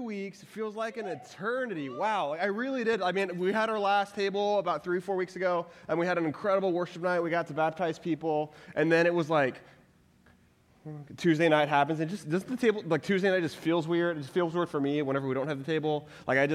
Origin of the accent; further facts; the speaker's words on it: Texas, United States; I'm originally from Texas